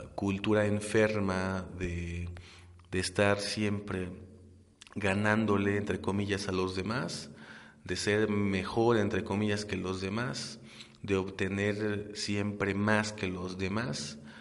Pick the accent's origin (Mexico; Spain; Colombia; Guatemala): Mexico; nosotros mismos como mexicanos